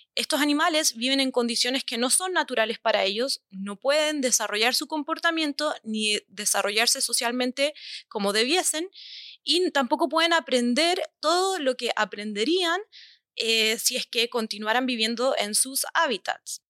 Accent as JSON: {"language": "Spanish", "country": "Chile", "said": "yo soy chilena, también conozco algunas asociaciones de mi país"}